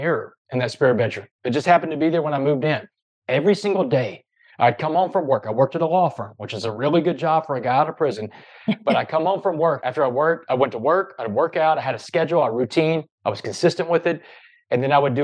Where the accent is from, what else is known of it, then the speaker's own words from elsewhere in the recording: Port Arthur, Texas, United States; I grew up in Port Arthur, Texas